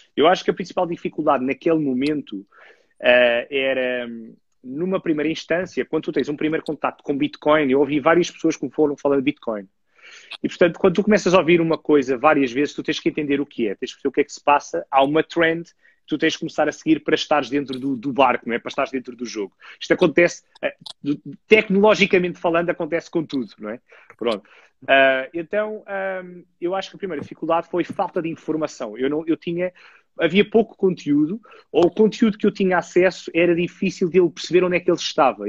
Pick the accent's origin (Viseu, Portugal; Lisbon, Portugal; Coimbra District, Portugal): Lisbon, Portugal; eu tenho, tenho 35 anos e sou natural de Lisboa